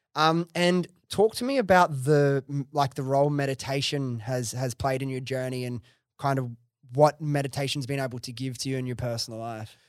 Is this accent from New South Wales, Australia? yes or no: yes; Sydney, New South Wales, Australia; I grew up in Western Sydney, which is, like, very multicultural.